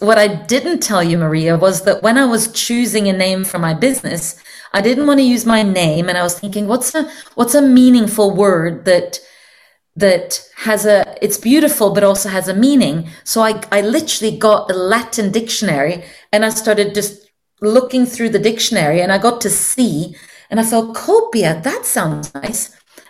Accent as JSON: {"language": "English", "country": "Norway", "second_language": "English", "moved": "yes", "said": "they would generally not guess that I'm from Norway, because I've just been spending so many years speaking English as my main language now."}